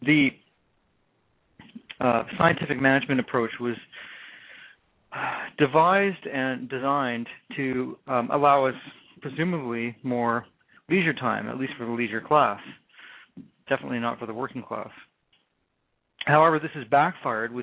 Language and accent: English; Canada; accent: Canadian; my Canadian accent